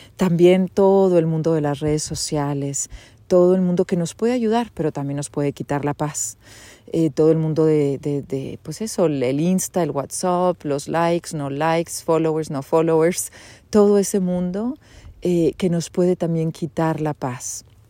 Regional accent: Monterrey, Nuevo León, Mexico; moved away as an adult; also born or lived in United States; now in Switzerland; Soy de Monterrey, graduada del TEC de Monterrey

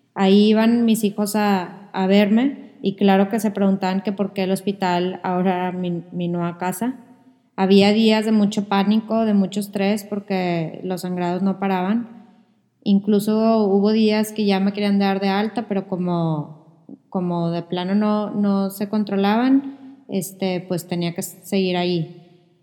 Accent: Monterrey, Nuevo León, Mexico; Los dos somos de Monterrey

